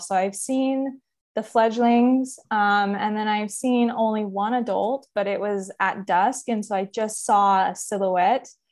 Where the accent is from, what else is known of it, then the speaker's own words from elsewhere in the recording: Central Valley, California, United States; moved away as an adult; also born or lived in Humboldt, California; now in Arcata, United States; where I grew up in the Central Valley, that's about eight hours south of where I live and go to school now.